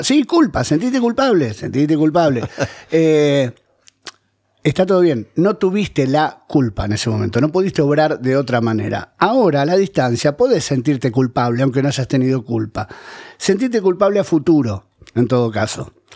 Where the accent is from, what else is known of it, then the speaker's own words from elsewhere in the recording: Buenos Aires, Argentina; also born or lived in Ezeiza / Mar del Plata; mi primer depto en realidad fue un depto de la boca que heredé de mi vieja, yo vivía con ella